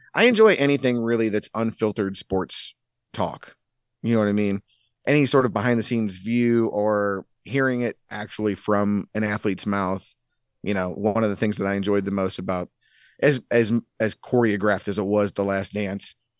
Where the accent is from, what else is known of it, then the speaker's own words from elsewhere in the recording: St. Louis, Missouri, United States; we grew up in Saint Louis, you, you don't have an N B A team.